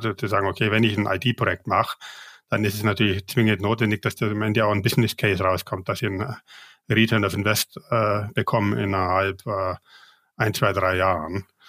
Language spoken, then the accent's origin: German; Bavaria, Germany; moved away as an adult; also born or lived in Asia; ich bin ja Bayer